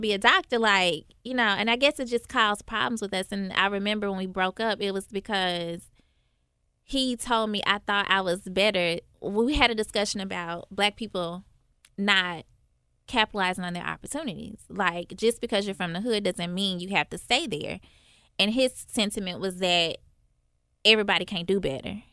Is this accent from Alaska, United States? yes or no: no; Memphis, Tennessee, United States; growing up in North Memphis